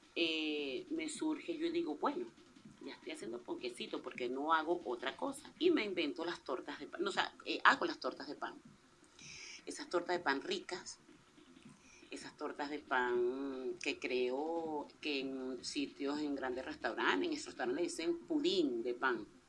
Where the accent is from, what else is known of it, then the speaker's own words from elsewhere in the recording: La Guaira, Venezuela; tengo esa sangre costeña. Amo mi país, por eso sigo aquí